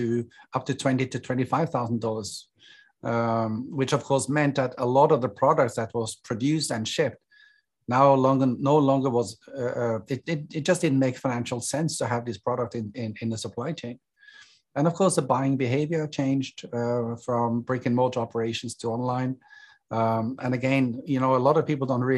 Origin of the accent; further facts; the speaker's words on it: Norway; moved away as an adult; also born or lived in Hong Kong; now in Singapore; I'm originally from Norway